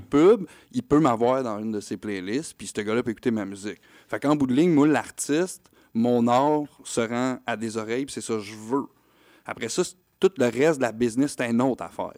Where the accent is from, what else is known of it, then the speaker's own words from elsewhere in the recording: Quebec, Canada; pour nous en tant que Québécois